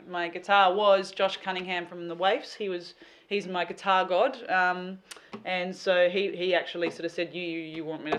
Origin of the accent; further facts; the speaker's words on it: Albany, Western Australia, Australia; now in Perth, Australia; my hometown, Albany